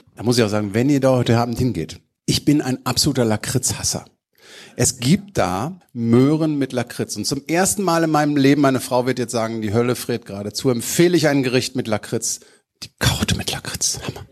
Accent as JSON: {"language": "German", "town": "Düsseldorf", "region": "North Rhine-Westphalia", "country": "Germany", "accent": "Rhenish", "said": "Als Düsseldorfer"}